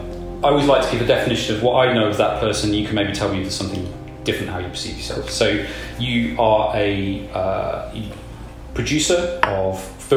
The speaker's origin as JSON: {"language": "English", "region": "East Midlands", "country": "United Kingdom", "said": "I'm from East Midlands and from South Nottinghamshire"}